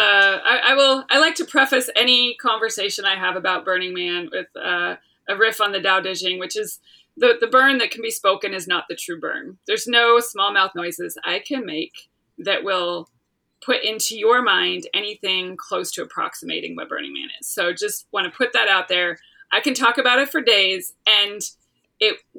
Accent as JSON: {"language": "English", "town": "Los Angeles", "region": "California", "country": "United States", "tie": "born or raised there", "moved": "as an adult", "lives_now": "Charleston, United States", "said": "Originally grew up in the LA area. I'm from California, but I currently live in Charleston, South Carolina"}